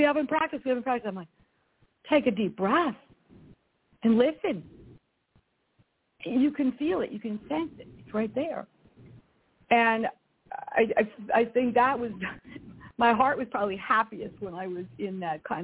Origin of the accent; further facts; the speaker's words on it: Glen Rock, New Jersey, United States; also born or lived in New York City; now in Northern California, United States; my hometown of Glen Rock